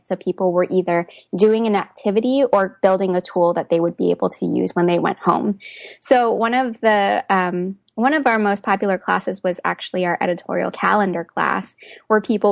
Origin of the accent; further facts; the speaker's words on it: Hawaii, United States; moved away as an adult; also born or lived in Portland, Oregon; now in Massachusetts, United States; But I'm originally from Hawaii. I moved to Massachusetts for graduate school, and then for 2 years, I lived in Portland, Oregon.